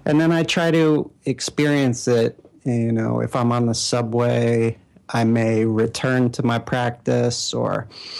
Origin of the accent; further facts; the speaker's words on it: New York City, New York, United States; moved away; also born or lived in Bay Area / Sweden / Manhattan; I'm born and raised in Brooklyn, and I'm back